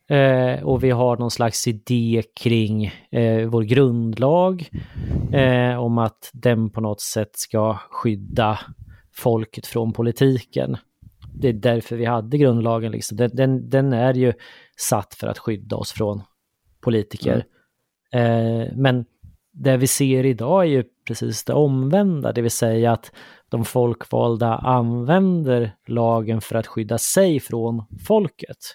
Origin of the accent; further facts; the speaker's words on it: Sweden; jag sitter och funderar på hur vi är som svenskar lite grann sådär i gemen.